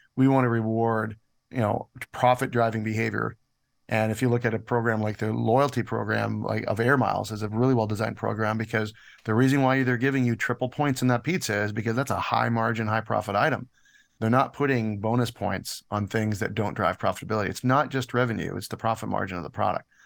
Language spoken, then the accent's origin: English; Canada; moved away as an adult; also born or lived in United States; I'm Canadian, and I've, I've been here most of my life, but I was in the States for about seven years